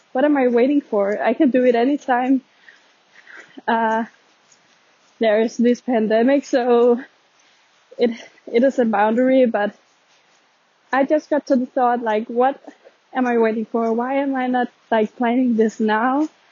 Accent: Denmark; I'm actually from Denmark

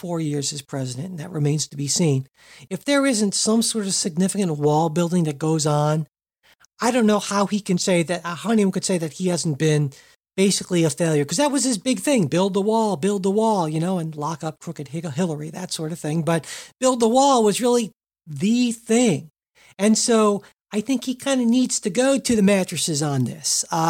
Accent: Cincinnati, Ohio, United States; I could get tickets to the big Steelers Bengals game here in my hometown of Cincinnati

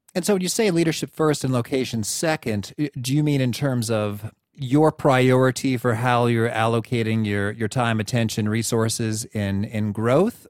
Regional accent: Central Illinois, United States; So I grew up in Central Illinois

